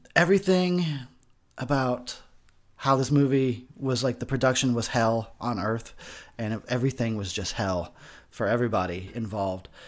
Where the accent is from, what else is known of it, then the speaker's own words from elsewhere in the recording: Arizona, United States; also born or lived in Texas; I'm a Texas boy, born, not necessarily raised. I was raised in Arizona